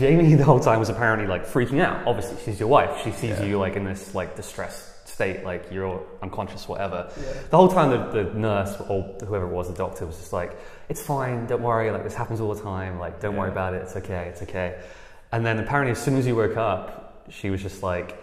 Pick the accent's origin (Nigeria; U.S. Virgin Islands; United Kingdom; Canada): United Kingdom; England; now in United States; I'm from England. Right now I just have a green card